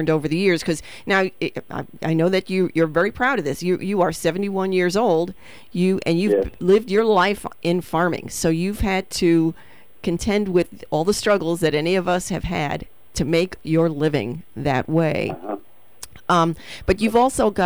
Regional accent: New York City, New York, United States; moved away; also born or lived in Midwest; I'm a city girl. I grew up in the Bronx, came out to the Midwest in the 70s

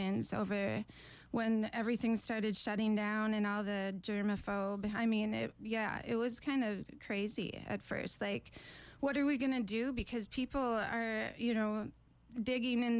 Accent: Amory, Mississippi, United States; I was born and raised in Amory, grew up outside of Amory in the woods, pretty much

